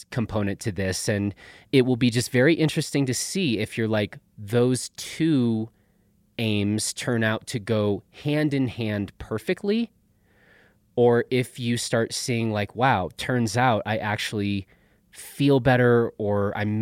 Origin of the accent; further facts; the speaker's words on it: Chicago, Illinois, United States; I grew up in Chicago